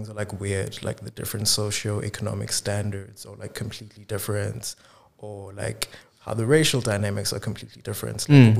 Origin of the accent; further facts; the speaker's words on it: Tsakane, Gauteng, South Africa; now in Cape Town, South Africa; my life is this constant contrast of Tsakane with Cape Town, because, like, I spend a lot of time here, and then a few times a year, I'll go back to Itzakan.